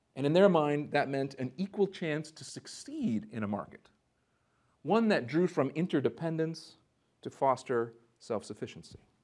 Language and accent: English; Minneapolis, Minnesota, United States; also born or lived in North Dakota; I grew up in the Minneapolis, Saint Paul area